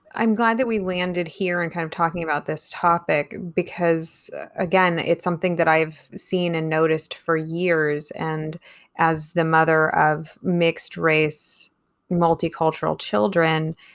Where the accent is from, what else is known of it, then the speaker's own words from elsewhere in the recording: California, United States; growing up in California, took many years of Spanish